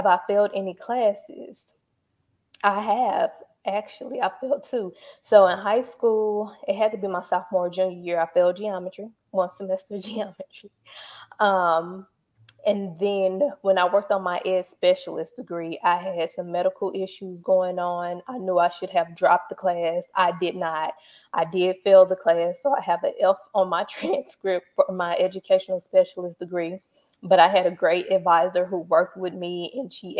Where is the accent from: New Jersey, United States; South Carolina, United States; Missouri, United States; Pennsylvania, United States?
Missouri, United States; St. Louis; also born or lived in Pine Bluff, Arkansas; I am from St. Louis, Missouri. So I grew up here. I was born in Pine Bluff, Arkansas.